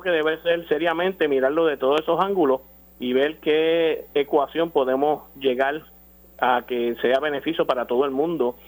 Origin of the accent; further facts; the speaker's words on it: Puerto Rico; Como puertorriqueños